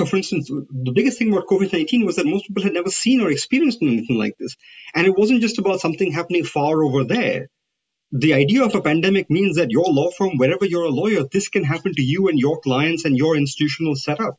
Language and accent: English; India; moved away; I come from India